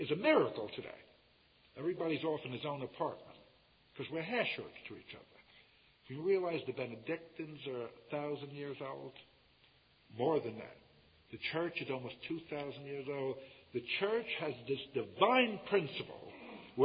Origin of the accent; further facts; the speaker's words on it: United States; I come from America